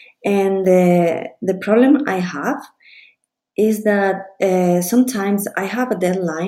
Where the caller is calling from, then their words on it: Spain; I am listening from Spain.